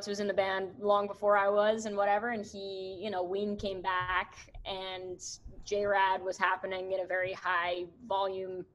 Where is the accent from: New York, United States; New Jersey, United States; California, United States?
New York, United States; New York City; I'm from Manhattan